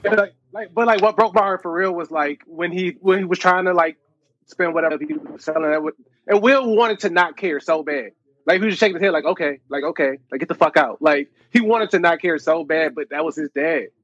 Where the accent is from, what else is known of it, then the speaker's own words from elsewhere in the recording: Detroit, Michigan, United States; I'm from Detroit